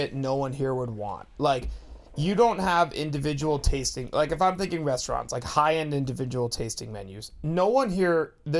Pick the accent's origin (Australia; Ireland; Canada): Canada; Pickering, Ontario; now in Winnipeg, Canada; I'm from Toronto. You guys know I rep it hard.